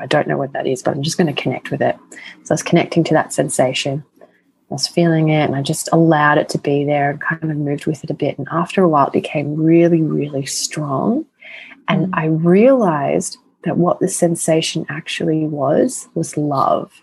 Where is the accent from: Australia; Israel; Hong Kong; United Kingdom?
Australia; accent: Australian; with my Australian accent